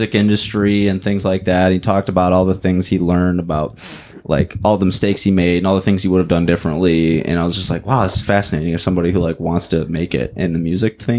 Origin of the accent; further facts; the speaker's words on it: Linden, Michigan, United States; also born or lived in Wyandotte, Michigan / Coldwater, Michigan; I was born in Wyandotte, which is, like, another one of these downriver cities. But then I moved to Linden, Michigan, which is, like, farmy as shit